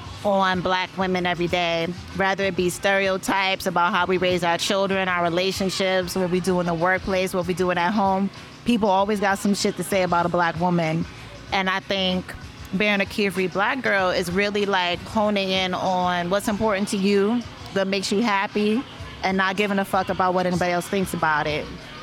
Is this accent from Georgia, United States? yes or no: no; Boston, Massachusetts, United States; I'm from Boston, Massachusetts.